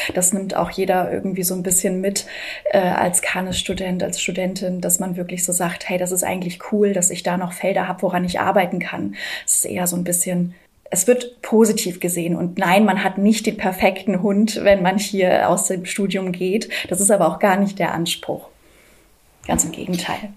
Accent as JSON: {"language": "German", "region": "Hamburg", "country": "Germany", "said": "Ich bin fünfunddreißig. Ich komme aus Hamburg"}